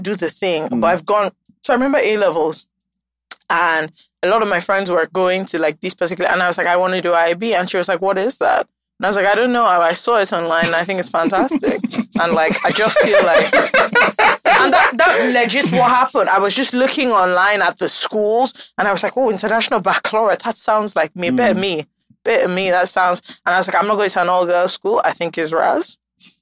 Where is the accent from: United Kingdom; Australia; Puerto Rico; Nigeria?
Nigeria; I'm Nigerian